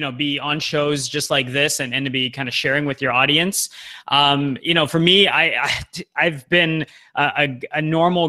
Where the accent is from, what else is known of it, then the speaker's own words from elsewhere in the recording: Toronto, Ontario, Canada; moved away as an adult; also born or lived in Vancouver; My hometown is in Toronto, and it's my first time kind of living on the West Coast.